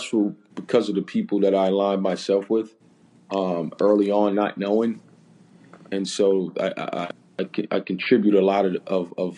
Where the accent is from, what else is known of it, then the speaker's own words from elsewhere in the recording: Jersey City, New Jersey, United States; moved away; growing up in Jersey City, losing my parents pretty young